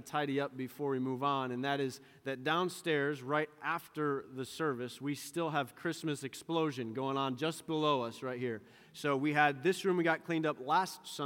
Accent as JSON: {"language": "English", "region": "Western New York", "country": "United States", "tie": "born or raised there", "said": "the dairy farm that I grew up on here in Western New York"}